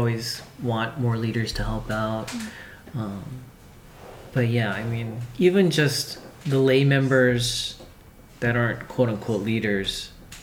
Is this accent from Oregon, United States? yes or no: no; Denver, Colorado, United States; I was born and raised in Denver